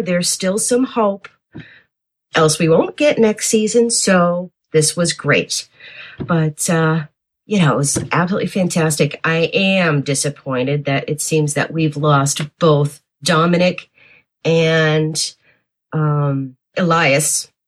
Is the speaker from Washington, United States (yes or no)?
no; Worcester, Massachusetts, United States; the Polish blonde from Worcester